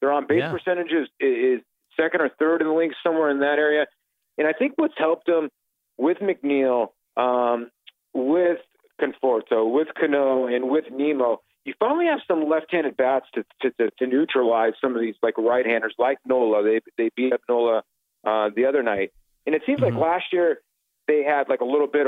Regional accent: Arizona, United States; also born or lived in Brooklyn, New York; I was actually grew up in Arizona. I was born in Brooklyn and moved up to Arizona when I was a kid.

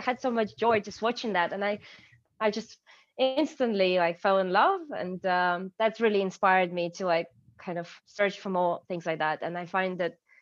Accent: Ukraine; English is a second language; moved away as an adult; also born or lived in Kyiv; now in London, United Kingdom; I'm from Ukraine

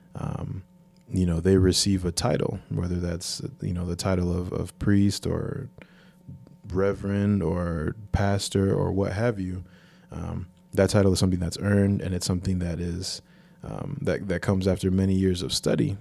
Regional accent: United States; since I grew up here, this is all I've ever known. I've never been to Africa

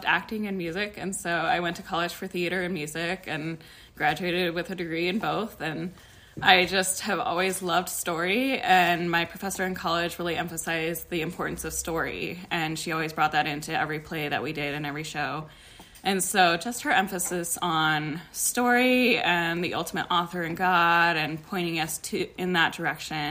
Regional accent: Denver, Colorado, United States; I am from Denver, Colorado

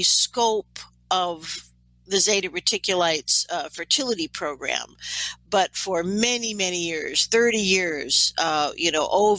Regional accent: New York City, New York, United States; now in Canada; I am from New York City, so I'm going to speak as an American, although I live in Canada

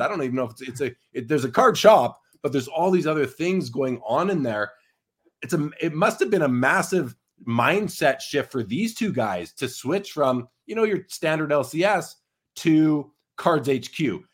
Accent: Winnipeg, Manitoba, Canada; now in Calgary, Canada; I'm originally from Winnipeg

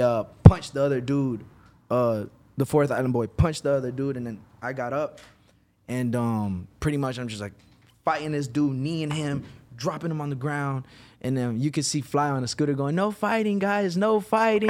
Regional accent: Virginia, United States; moved away as an adult; now in Los Angeles, United States; originally Virginia. I moved to L A in twenty eighteen.

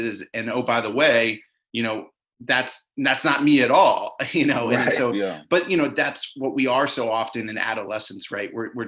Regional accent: Maryland, United States; I grew up in Maryland

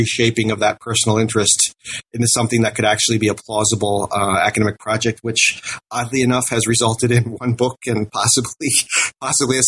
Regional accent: United States; moved away as an adult; also born or lived in South Korea; an American who had never lived abroad

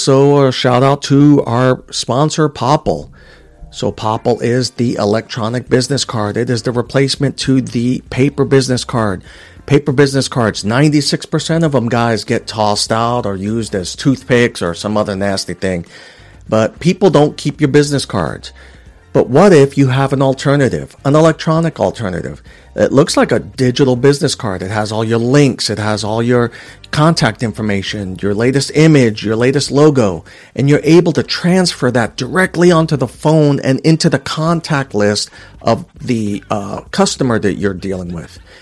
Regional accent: New York City, New York, United States; also born or lived in Puerto Rico; growing up in Queens, New York

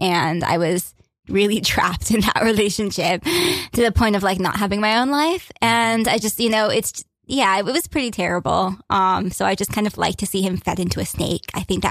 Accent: Florida, United States; really close to my home state by Florida.

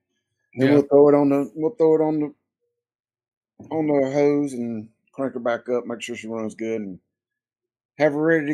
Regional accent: Hickory Tavern, South Carolina, United States; I'm from South Carolina, a little place called Hickory Tavern. It's just outside of Lawrence in the upstate portion of South Carolina. So we're in the upstate, about 45 minutes to an hour away from Clemson.

